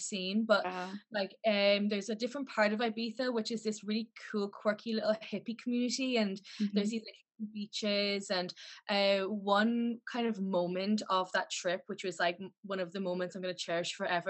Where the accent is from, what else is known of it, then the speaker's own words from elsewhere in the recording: Ennis, Munster, Ireland; moved away as an adult; now in Liverpool, United Kingdom; So I'm from Ireland. I'm from the west coast of Ireland. So a little town called Ennis